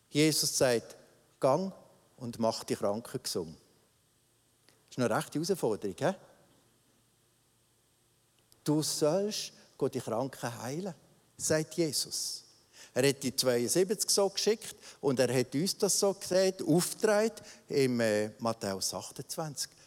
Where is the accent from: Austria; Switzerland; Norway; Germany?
Switzerland; das wir aus Luther Höflichkeit, so sind wir Schweizer eben, uns angeeignet haben.